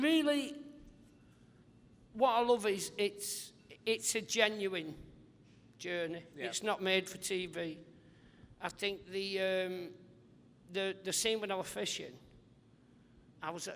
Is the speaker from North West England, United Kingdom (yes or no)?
yes; St Helens, North West England, United Kingdom; I love my hometown because people were sort of saying, you'll have to leave